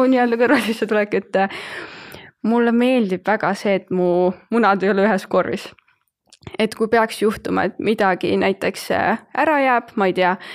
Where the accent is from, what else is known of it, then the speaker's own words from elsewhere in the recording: Rakvere, Lääne-Viru County, Estonia; moved away as an adult; now in Tallinn, Estonia; olen pärit Rakverest, viimased pool aastat olen elanud Tallinnas